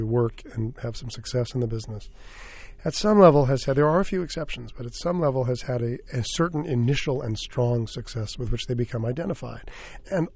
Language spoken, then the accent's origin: English; New York, United States; I was raised in New York in the theater